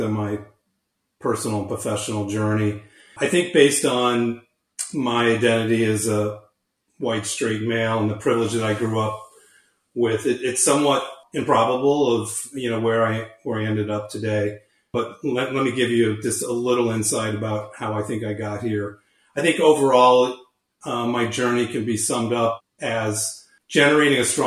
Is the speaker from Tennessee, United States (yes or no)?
no; St. Louis, Missouri, United States; moved away as an adult; also born or lived in New York City; I grew up in St. Louis